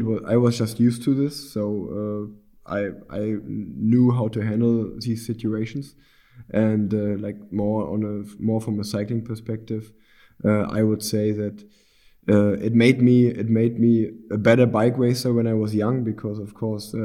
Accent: Unna, North Rhine-Westphalia, Germany; the city where I grew up in Unna

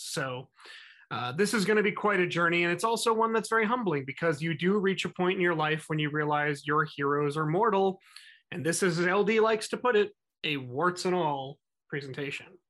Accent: New Jersey, United States; my home state, New Jersey

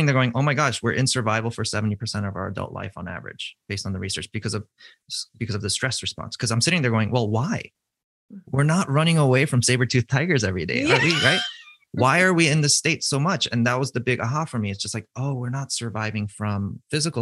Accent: East Coast, United States; I'm from the East Coast

